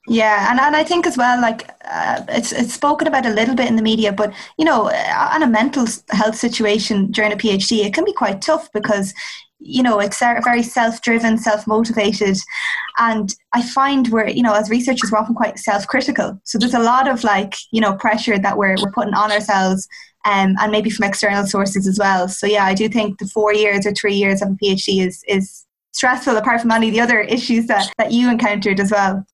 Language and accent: English; Midlands, Ireland; I'm from the Midlands